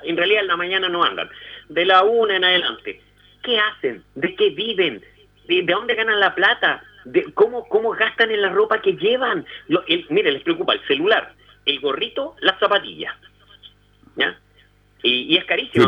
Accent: Chile; also born or lived in Puente Alto; Aquí en Chile hay cierto porcentaje, entre 5 y 7% de los chilenos, que por ahí dicen hasta 13, que descendemos de negros

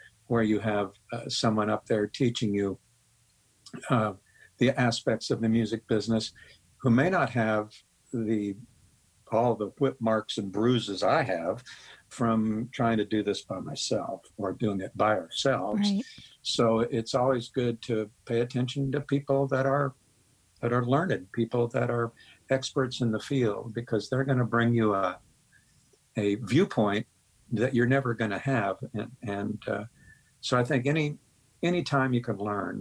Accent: Topeka, Kansas, United States

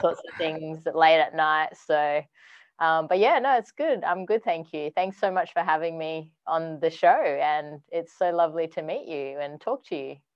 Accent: Perth, Western Australia, Australia; moved away as an adult; now in Sydney, Australia; I'm actually from Perth, Western Australia originally

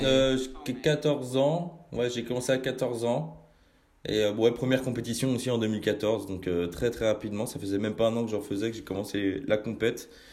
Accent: Rennes, Brittany, France; je viens pas de Paname, mais plus, euh, mais plus de, de Bretagne je viens du, côté de, Rennes

